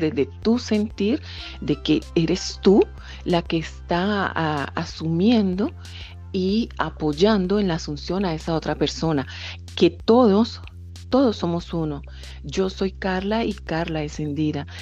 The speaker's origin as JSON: {"language": "Spanish", "country": "Colombia", "moved": "yes", "lives_now": "France", "said": "soy colombiana realmente"}